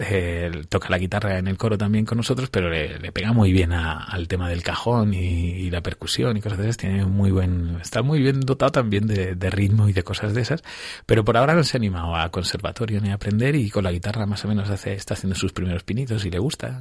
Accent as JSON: {"language": "Spanish", "town": "Villarrobledo", "region": "Castilla-La Mancha", "country": "Spain", "tie": "born or raised there", "accent": "manchego", "moved": "as an adult", "lives_now": "Pinto, Spain", "said": "soy de un pueblo de Albacete, de Villarroledo, así que soy muy manchego"}